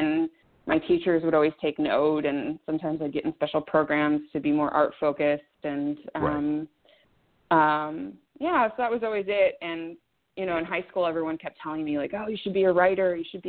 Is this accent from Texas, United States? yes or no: no; Chico, California, United States; moved away as an adult; now in Los Angeles, United States; I'm glad it was my hometown, and I'm glad I grew up there. But I couldn't wait to leave